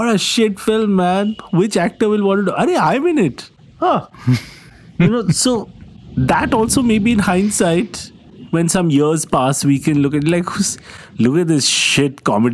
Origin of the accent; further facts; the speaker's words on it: Kolkata, West Bengal, India; now in United Kingdom; I grew up in Calcutta in the 1980s